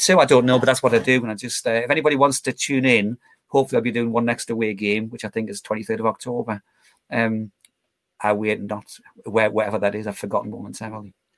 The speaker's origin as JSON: {"language": "English", "area": "Geordie", "region": "North East England", "country": "United Kingdom", "accent": "Geordie", "said": "Geordie tinged with county theme commentary"}